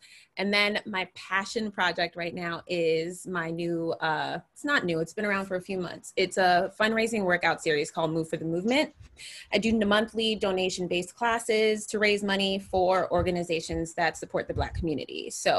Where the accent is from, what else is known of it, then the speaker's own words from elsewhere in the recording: New York City, New York, United States; I'm native New Yorker from the Bronx, New York based still.